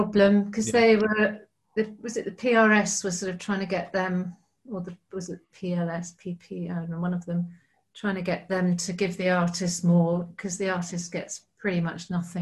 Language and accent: English; United Kingdom; I'm very British